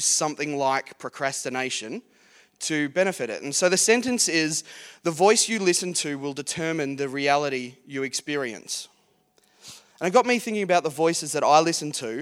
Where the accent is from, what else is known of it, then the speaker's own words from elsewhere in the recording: Geelong, Victoria, Australia; I grew up in Geelong, born and bred Geelong boy.